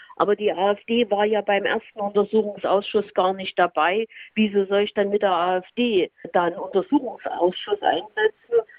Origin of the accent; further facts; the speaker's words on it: Saxony, Germany; bei uns in Sachsen